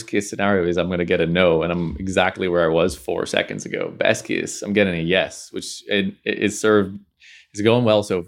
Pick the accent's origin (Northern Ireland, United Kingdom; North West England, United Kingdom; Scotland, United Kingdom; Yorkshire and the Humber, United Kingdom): Northern Ireland, United Kingdom; Belfast; now in London, United Kingdom; Growing up in Belfast, like there wasn't a lot of network per se. So there was like an element of like, I'm gonna throw out here and I'm gonna move to London.